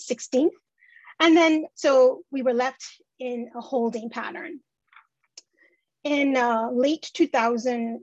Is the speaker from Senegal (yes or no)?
no; Canada; a Canadian-born citizen